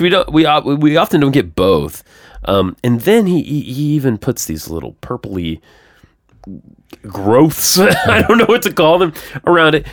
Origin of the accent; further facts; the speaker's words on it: Georgia, United States; now in Nashville, United States; I'm from Georgia